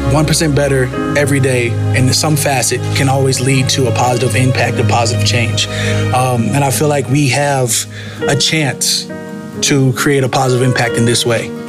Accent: Pascagoula, Mississippi, United States; I'm from Pascagoula, Mississippi.

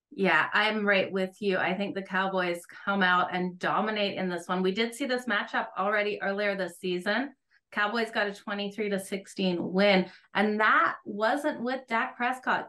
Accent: Australia; also born or lived in Alberta, Canada; now in Canada; I grew up playing it in Australia. When I moved to Canada, I played for Team Alberta.

